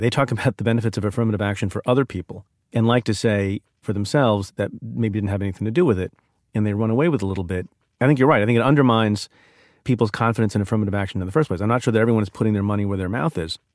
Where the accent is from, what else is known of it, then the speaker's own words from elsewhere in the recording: New Jersey, United States; also born or lived in India; My family's, uh, family of immigrants from India. and we grew up in New Jersey